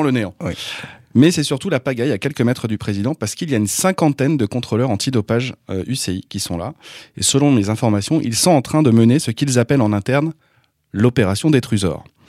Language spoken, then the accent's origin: French; Brittany, France; en tant que breton